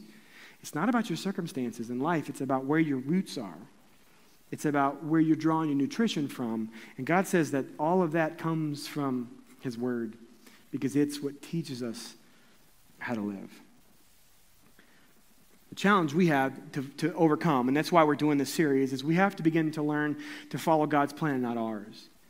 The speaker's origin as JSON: {"language": "English", "town": "Columbia", "region": "Missouri", "country": "United States", "tie": "born or raised there", "said": "my hometown in Columbia, Missouri"}